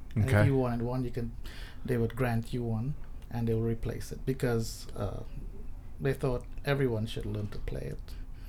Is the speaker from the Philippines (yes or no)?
no; Trinidad & Tobago; now in United States; I grew up in Trinidad and Tobago, and I think that's the most southern island in the Caribbean.